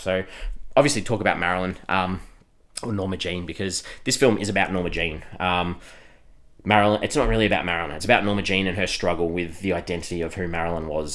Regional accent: Australia; we're from Australia

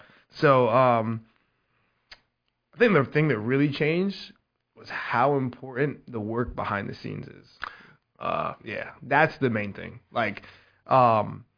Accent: Goose Creek, South Carolina, United States; originally I'm from Charleston, South Carolina, a little small town called Goose Creek

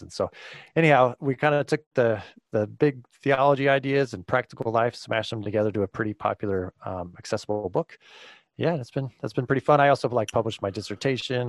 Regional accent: California, United States; moved away as an adult; now in Grand Rapids, United States; I was born and raised in California

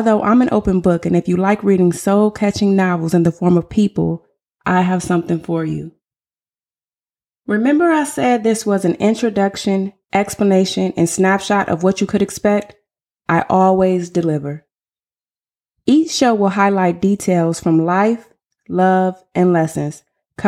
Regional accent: Flint, Michigan, United States; moved away as an adult; also born or lived in Southern California; now in Texas, United States; I'm originally from Flint, Michigan. I was born and raised in Flint before relocating all over the world

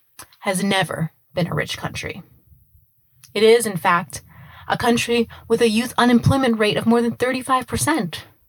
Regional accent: United States; now in Rome, Italy; yes, we're American, but we live in Rome. We've lived in Rome for years.

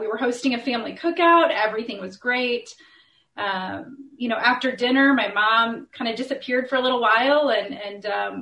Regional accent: Indianapolis, Indiana, United States; born and raised and still living I've been all over Indianapolis my whole life.

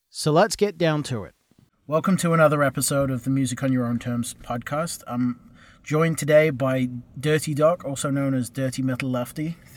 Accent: England, United Kingdom; now in United States; I'm sensitive to that because I'm from England and I've come over here and I'm working on my third accent now.

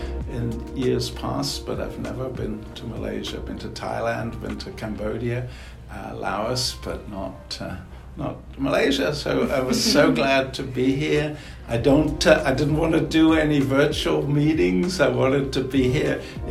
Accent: London, United Kingdom; moved away as an adult; also born or lived in Birmingham / Columbus, Ohio; I'm originally from England, from London

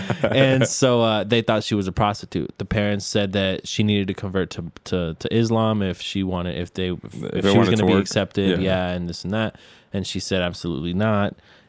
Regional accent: United States; Because we're American.

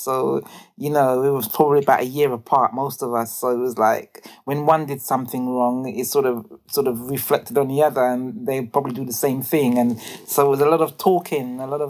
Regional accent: London, United Kingdom; I grew up in Brixton. I was born in an area, well, in central Brixton actually

